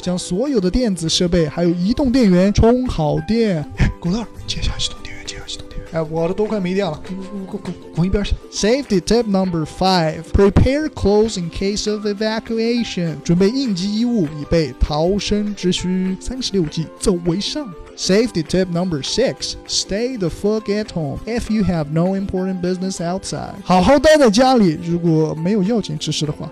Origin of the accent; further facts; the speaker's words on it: Xinjiang, China; accent: Xinjiang dialect; 用我们新疆话说